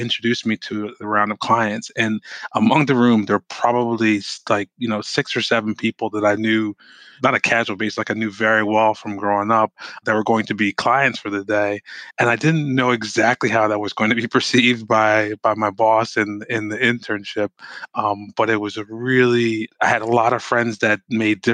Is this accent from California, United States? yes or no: no; Norwalk, Connecticut, United States; moved away as an adult; now in Milwaukee, United States; I grew up in Norwalk, Connecticut